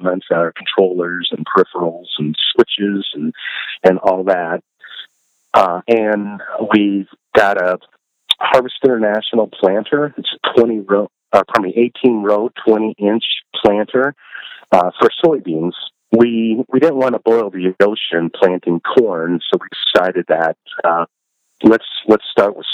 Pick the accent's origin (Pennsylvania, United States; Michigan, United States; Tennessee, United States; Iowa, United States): Iowa, United States; Northwest; moved away as an adult; also born or lived in Chicago; I grew up in Northwest Iowa on a farm